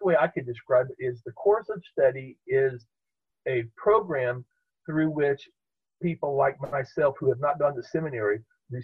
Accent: Topeka, Kansas, United States; I grew up in the Evangelical Covenant Church, which was right across the street from First United Methodist Church in downtown Topeka

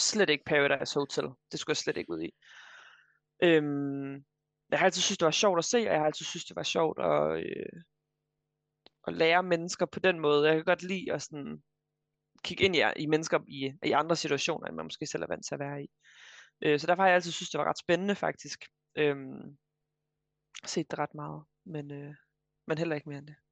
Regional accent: Vejle, Southern Denmark, Denmark; moved away as an adult; also born or lived in Frederiksberg, Copenhagen; now in Copenhagen, Denmark; jeg er øh, fra Vejle i ja. Kære Jylland, men jeg bor nu på Frederiksberg i København

